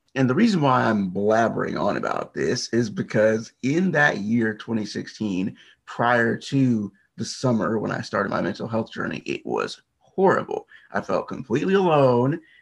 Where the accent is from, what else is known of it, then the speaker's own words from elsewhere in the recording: United States; I am from the US. I'm not far from the Washington, D.C. area